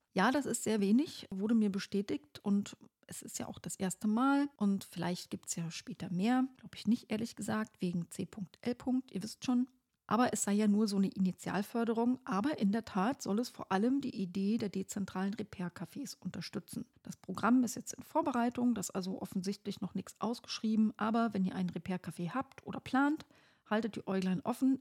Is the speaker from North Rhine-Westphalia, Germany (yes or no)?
no; Brandenburg, Germany; sag ich mal so als Brandenburgerin